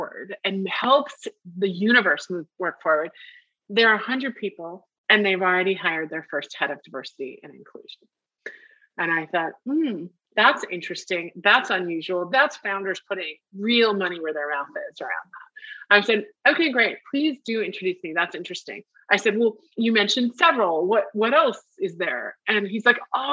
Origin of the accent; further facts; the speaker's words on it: United States; I'm speaking very much as an American living in America